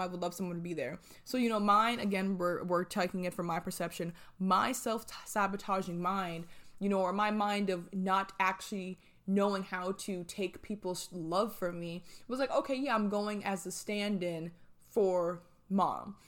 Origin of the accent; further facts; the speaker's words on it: New Jersey, United States; moved away as an adult; now in Atlanta, United States; I'm from New Jersey and I moved to Atlanta.